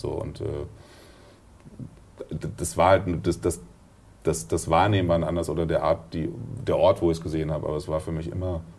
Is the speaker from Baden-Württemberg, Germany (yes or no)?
no; Dortmund, North Rhine-Westphalia, Germany; Ich komme aus Dortmund, ja.